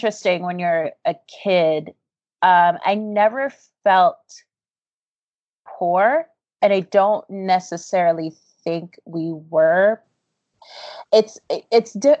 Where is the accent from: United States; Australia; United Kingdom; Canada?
United States; Baltimore, Maryland; I grew up in West Baltimore